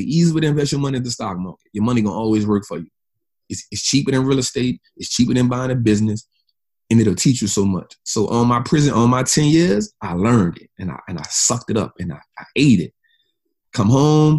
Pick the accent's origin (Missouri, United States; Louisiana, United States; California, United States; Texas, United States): Louisiana, United States; New Orleans; moved away; also born or lived in Atlanta; I'm from New Orleans, man. I ain't never been out this city yet.